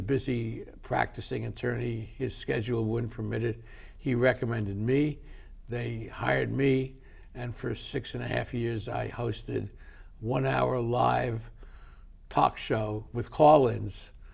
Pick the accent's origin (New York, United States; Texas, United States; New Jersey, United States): New York, United States; New York City; I grew up in New York City